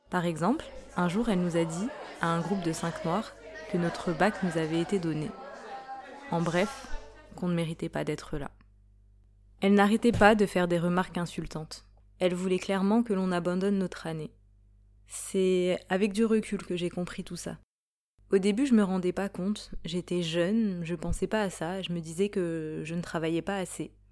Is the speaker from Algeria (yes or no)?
no; Île-de-France, France; Je suis noire et voilée en France. J'ai 22 ans. Je suis d'origine sénégalaise. Je suis née et j'ai grandi en France, en région parisienne.